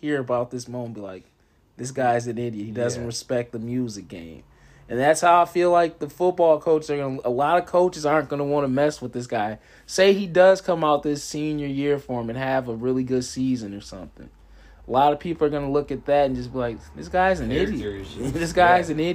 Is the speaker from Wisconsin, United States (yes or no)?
yes; Racine, Wisconsin, United States; we're from Racine